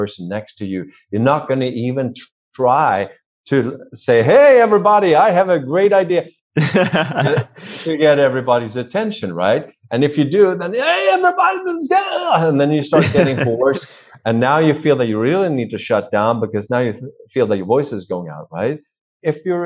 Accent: Sweden; accent: Swedish; English is a second language; now in United States; I'm from Sweden, right? I do have an accent, don't I?

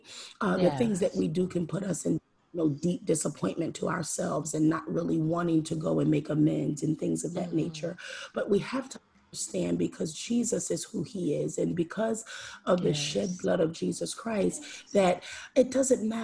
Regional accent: Philadelphia, Pennsylvania, United States; I am born and raised in Philadelphia, Pennsylvania, inner city Philadelphia, Pennsylvania

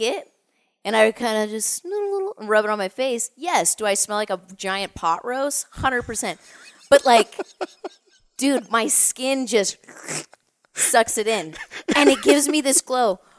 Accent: Orange County, California, United States; moved away; born and raised in Orange County

